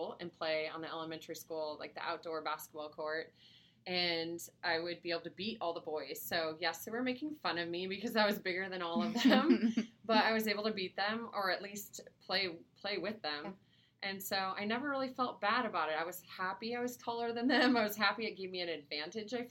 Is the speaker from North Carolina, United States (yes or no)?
no; Grand Rapids, Michigan, United States; also born or lived in Florida / Greece; I grew up mostly in Grand Rapids, Michigan